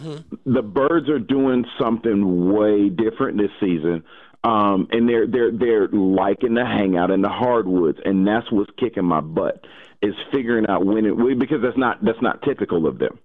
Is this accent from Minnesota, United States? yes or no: no; Atlanta, Georgia, United States; I'm still from Atlanta, like the city of Atlanta, born and raised